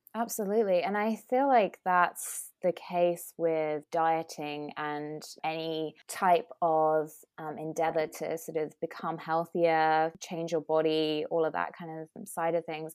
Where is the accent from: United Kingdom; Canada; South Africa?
United Kingdom; accent: British; moved away as an adult; now in California, United States; as you can tell from my accent, I'm I'm British. Um, and I came over to the US about three years ago and specifically moved to California